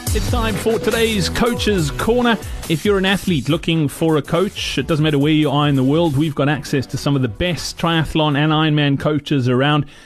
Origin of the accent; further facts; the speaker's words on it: Virginia, Free State, South Africa; I grew up in the Free State as well. Funnily enough, uh, in in, really? a, in, a, little town called Virginia